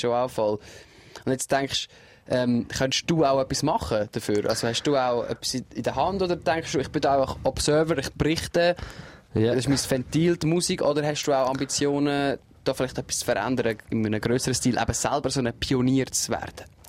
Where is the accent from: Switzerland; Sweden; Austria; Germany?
Switzerland; bei uns in der Schweiz